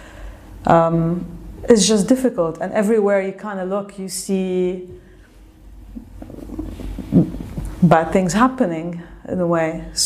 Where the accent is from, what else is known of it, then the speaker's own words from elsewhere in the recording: Lebanon; moved away as an adult; now in the Gulf; I grew up in Lebanon